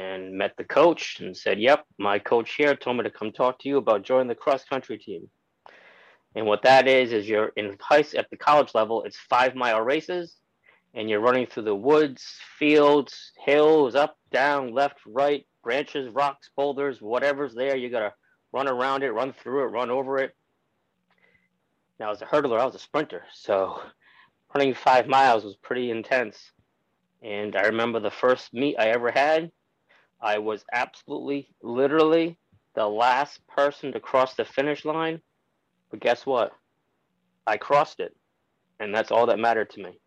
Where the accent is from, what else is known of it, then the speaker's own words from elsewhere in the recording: Rhode Island, United States; I'm originally from Rhode Island, where I was born and raised with my family who immigrated here from Portugal when they were children